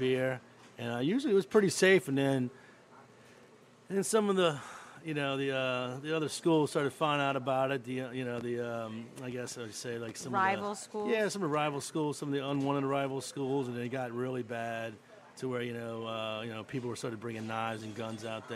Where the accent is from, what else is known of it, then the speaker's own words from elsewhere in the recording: Metairie, Louisiana, United States; I'm from Metairie